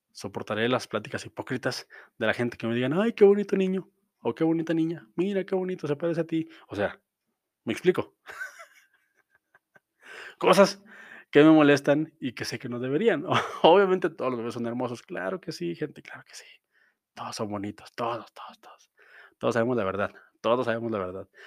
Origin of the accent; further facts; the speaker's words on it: Mexico; como mexicano